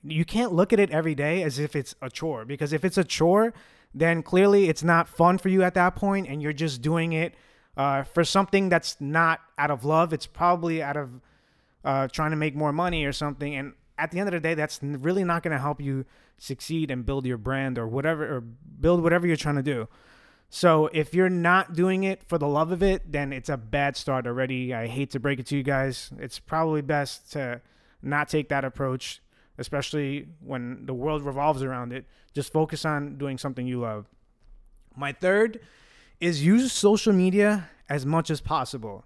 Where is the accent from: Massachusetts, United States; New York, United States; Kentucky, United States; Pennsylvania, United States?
New York, United States; New York City; first language Italian; English is a second language; growing up Italian, where are we from? We are from Williamsburg, Brooklyn, New York